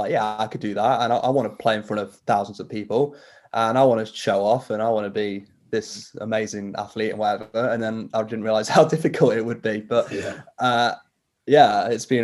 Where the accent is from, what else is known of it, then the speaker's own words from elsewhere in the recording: Nottingham, East Midlands, United Kingdom; I wanted to be a Nottingham Forest player because that's where I'm from